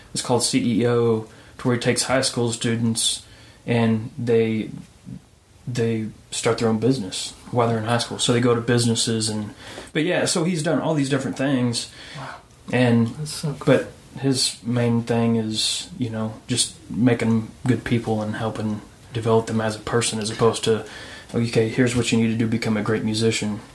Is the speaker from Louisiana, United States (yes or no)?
no; Illinois, United States; moved away as an adult; also born or lived in Knoxville, Tennessee; now in Nashville, United States; I'm from Illinois originally